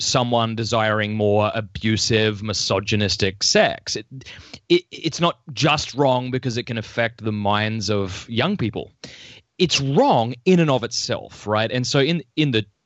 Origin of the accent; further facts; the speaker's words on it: Australia; moved away as an adult; now in United States; I'm originally from Australia